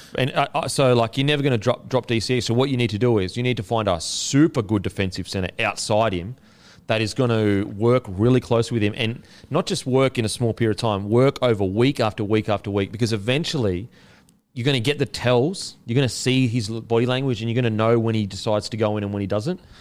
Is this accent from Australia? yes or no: yes; Australia; I'm extremely proud as an Australian of our history